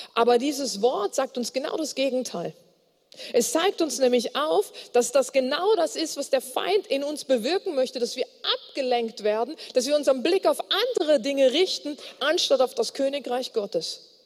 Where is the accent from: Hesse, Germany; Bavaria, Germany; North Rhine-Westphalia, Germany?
North Rhine-Westphalia, Germany; Bonn; ich komme aus Bonn